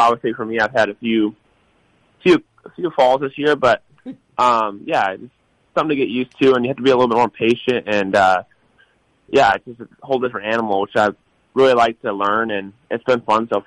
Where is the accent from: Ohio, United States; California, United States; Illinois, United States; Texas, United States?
Illinois, United States; I grew up in Illinois, which raced a lot of mud and a lot of different types of dirt